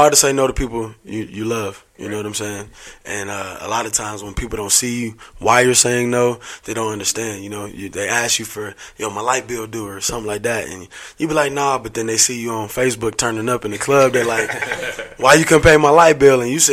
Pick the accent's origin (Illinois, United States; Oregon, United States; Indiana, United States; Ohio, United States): Indiana, United States; I'm from Indiana originally. I was born in Indiana